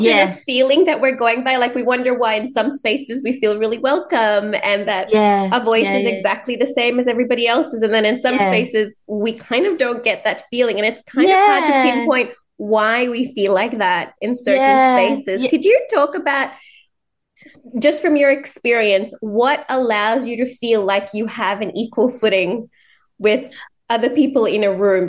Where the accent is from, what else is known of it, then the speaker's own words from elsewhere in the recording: Sri Lanka; I'm brown, you know, Sri Lankan born.